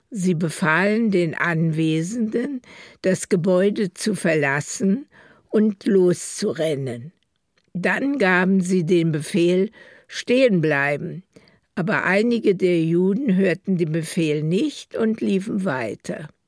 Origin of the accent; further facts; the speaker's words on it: Berlin, Germany; so sind wir also in Berlin, wo ich geboren bin, geblieben und haben also auch Deportation und alles erlebt.